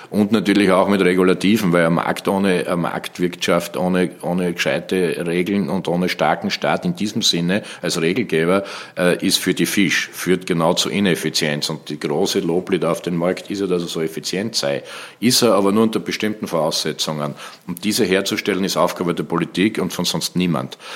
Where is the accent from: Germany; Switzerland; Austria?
Austria; Graz, Styria; Steiermark, Graz, Graz mhm. Umgebung, wo ich herkomme.